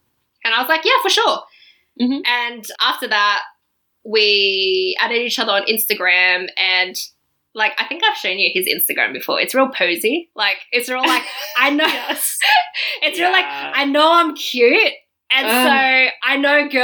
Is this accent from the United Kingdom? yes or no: no; Australia; now in Berlin, Germany; I was from Australia